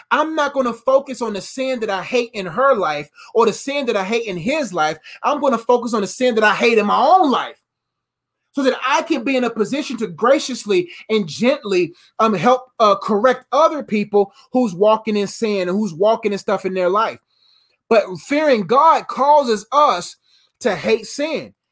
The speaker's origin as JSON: {"language": "English", "country": "United States", "said": "Before I'm an American man, I'm a kingdom man."}